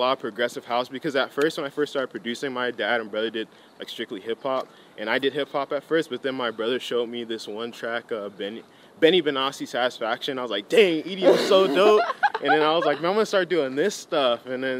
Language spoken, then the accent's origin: English; Apple Valley, California, United States; also born or lived in Gardena, California; I was born in Gardena. But since they didn't really like the environment, some stuff happened. So then they're just like, you know, we want you to grow up in a safe and diverse environment. So we're going to move to the middle of nowhere, which is Apple Valley